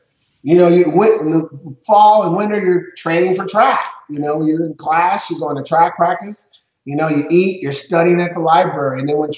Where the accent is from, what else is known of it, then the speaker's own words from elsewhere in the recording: Portland, Oregon, United States; now in Arizona, United States; I'm obviously from Portland, Oregon.